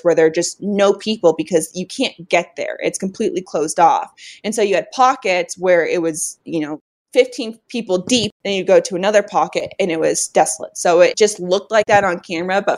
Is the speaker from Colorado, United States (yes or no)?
yes; Colorado, United States; I grew up in Colorado